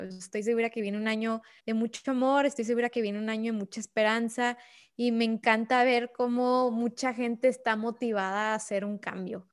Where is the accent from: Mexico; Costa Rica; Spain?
Mexico; Ciudad Juárez, Chihuahua; nunca voy a regresar a Juárez